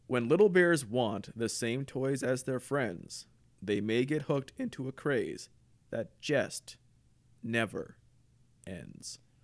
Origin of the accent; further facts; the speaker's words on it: Canada; I was raised in Canada